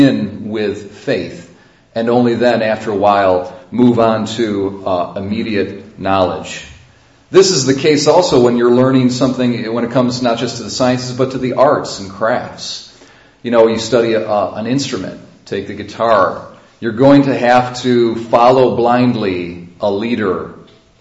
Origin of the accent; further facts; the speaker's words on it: Sodus, New York, United States; I was born in Sodus Hospital